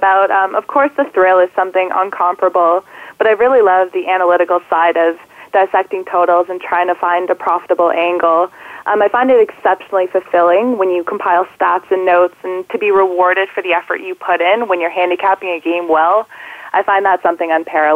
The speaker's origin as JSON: {"language": "English", "country": "Canada", "said": "being Canadian"}